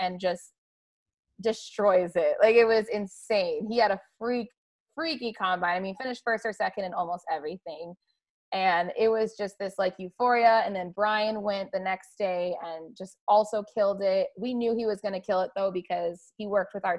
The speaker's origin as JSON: {"language": "English", "region": "Arizona", "country": "United States", "tie": "born or raised there", "said": "I grew up in Arizona"}